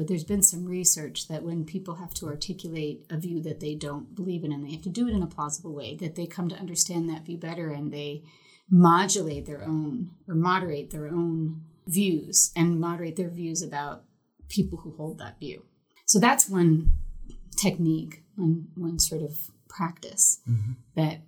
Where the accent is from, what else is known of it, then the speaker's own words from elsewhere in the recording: Northeast, United States; I'm from the Northeast